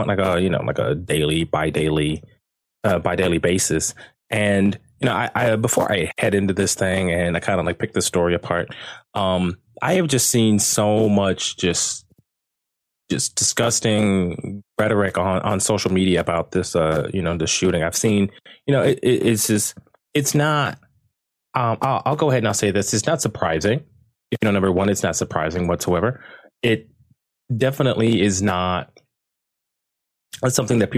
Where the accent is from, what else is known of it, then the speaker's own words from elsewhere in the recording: United States; now in Sydney, Australia; I am American